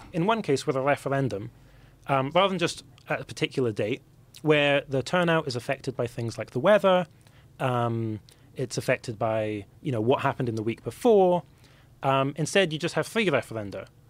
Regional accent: Scotland, United Kingdom; for me as a Scot

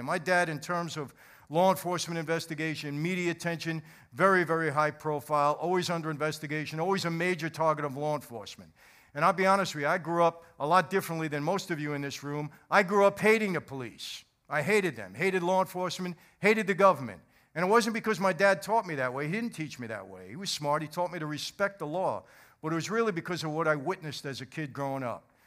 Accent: New York, United States; born or raised there

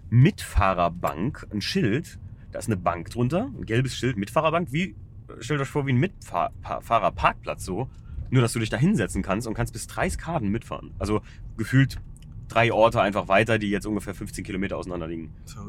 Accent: Germany; Ferienort, in dem wir uns hier gerade befinden, ja, mein, mein Heimatort

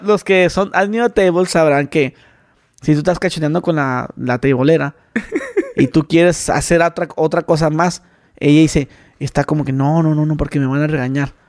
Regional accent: Mexicali, Baja California, Mexico; soy de Mexicali

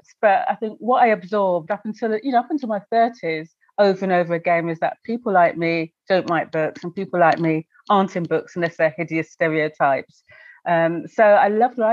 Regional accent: Sussex, South East England, United Kingdom; moved away as an adult; also born or lived in Brighton; now in London, United Kingdom; I was born in Sussex and brought up in Sussex until my late

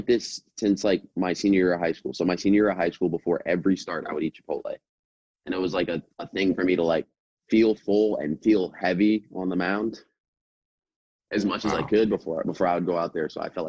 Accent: South Florida, United States; also born or lived in New York; I think just kind of growing up in South Florida, you get pizza

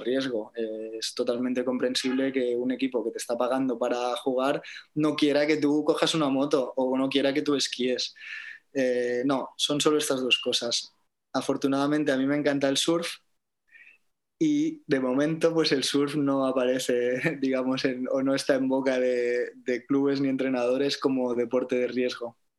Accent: Barcelona, Catalonia, Spain; moved away as an adult; now in Tenerife, Spain; es mi ciudad natal

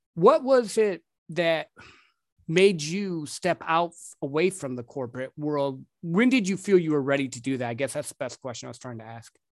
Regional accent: Midwest, United States; I grew up in the Midwest

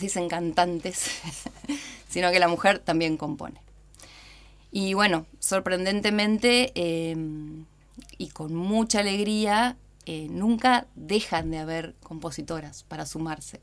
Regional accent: Paraná, Entre Ríos, Argentina; also born or lived in Buenos Aires; me mudé a la ciudad de Paraná a los seis años

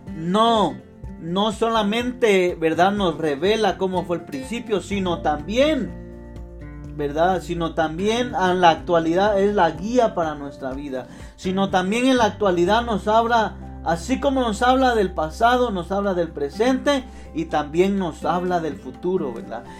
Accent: Guatemala; yo soy de Guatemala

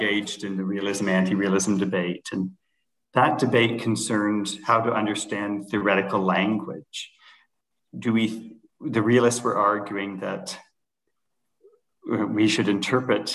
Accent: Canada; moved away as an adult; also born or lived in United States / Toronto, Canada / London, Ontario, Canada; now in Denmark; I'm a Canadian citizen

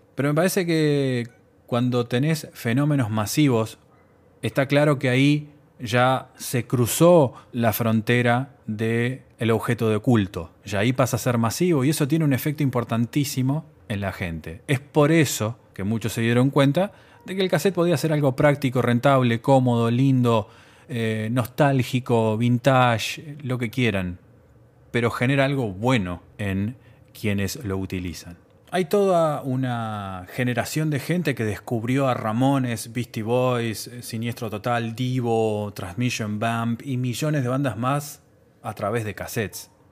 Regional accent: Uruguay; En mi país, Uruguay

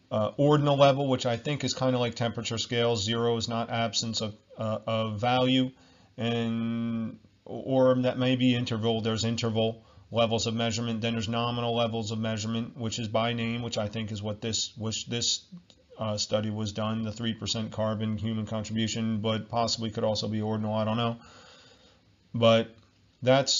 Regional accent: New Jersey, United States; I'm from America, New Jersey

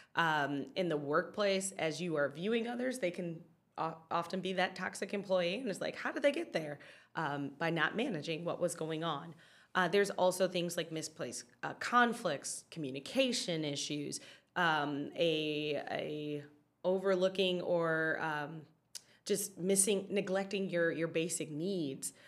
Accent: Detroit, Michigan, United States; I am from Detroit

